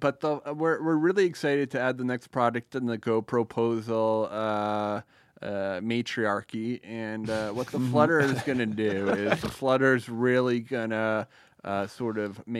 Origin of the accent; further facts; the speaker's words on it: Hamden, Connecticut, United States; moved away as an adult; now in West Coast, United States; we're on the West Coast right now, but growing up in Hamden